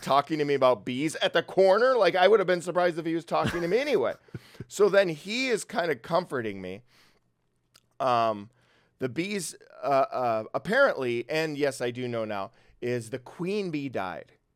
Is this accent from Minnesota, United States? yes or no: yes; Brooklyn Park, Minnesota, United States; I'm from Minnesota, Brooklyn Park, uh, The, it's a small town in the northwest suburbs of Minnesota